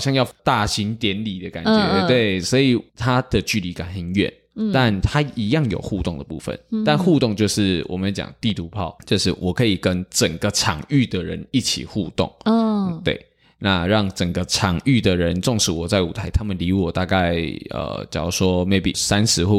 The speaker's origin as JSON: {"language": "Chinese", "region": "Tainan", "country": "Taiwan", "said": "对，我是台南人"}